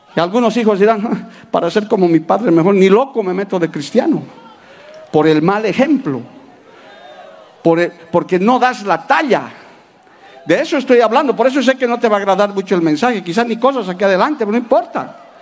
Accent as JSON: {"language": "Spanish", "country": "Bolivia", "said": "Yo he ejercido la profesión de abogado muchos años en mi país"}